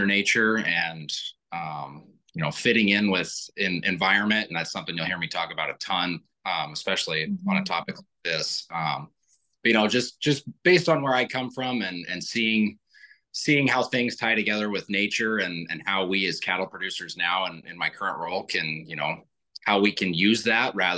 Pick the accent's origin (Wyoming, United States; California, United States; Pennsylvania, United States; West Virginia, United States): Wyoming, United States; I'm from Wyoming